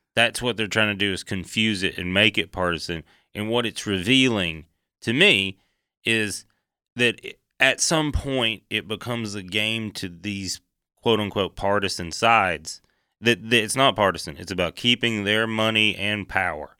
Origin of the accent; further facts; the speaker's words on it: East Tennessee, United States; I come from East Tennessee